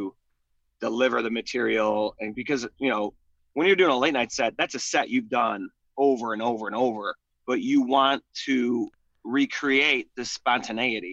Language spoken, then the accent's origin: English; Chicago, Illinois, United States; also born or lived in Dayton, Ohio; I grew up in Beverly, West Beverly, mm-hmm. Morgan Park